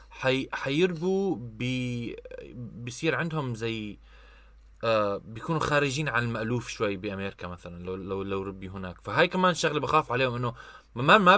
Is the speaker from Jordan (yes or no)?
yes; Amman, Amman Governorate, Jordan; انا شخصيا ربيت بعمان طول حياتي أه وبعرف التجربة كيف الواحد يعني يكبر بعمان